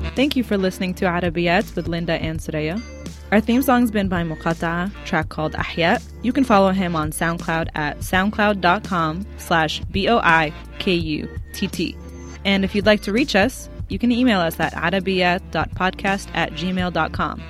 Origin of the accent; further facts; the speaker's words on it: Lebanon; now in United States; I'm Syrian and I'm Lebanese, and I grew up in Lebanon